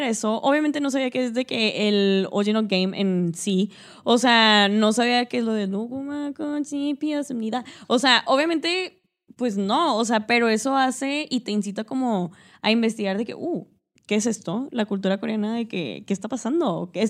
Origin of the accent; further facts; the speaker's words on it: Mexico; porque uno como mexicano, o sea, nosotros que nos no puedo hablar